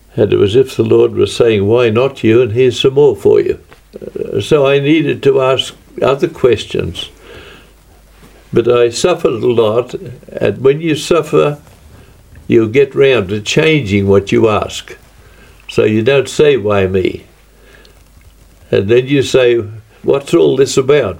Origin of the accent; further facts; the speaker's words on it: Australia; From Australia